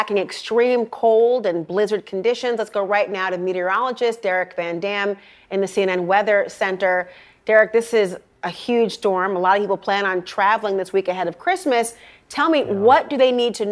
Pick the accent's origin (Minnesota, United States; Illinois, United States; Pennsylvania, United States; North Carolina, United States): Minnesota, United States; my home state of Minnesota